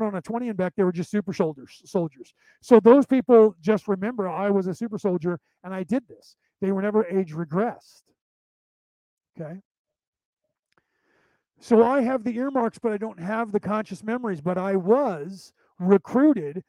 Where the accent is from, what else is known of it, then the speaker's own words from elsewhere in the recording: Concord, California, United States; also born or lived in Walnut Creek, California / Martinez, California / Arizona; now in Carmichael, United States; I was born in Walnut Creek, which is the neighboring city to Concord, grew up in Concord